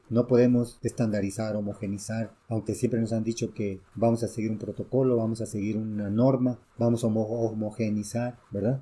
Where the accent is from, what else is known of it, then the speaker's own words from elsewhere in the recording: Mexico; also born or lived in Guatemala / El Salvador; somos mexicanos y culturalmente mexicanos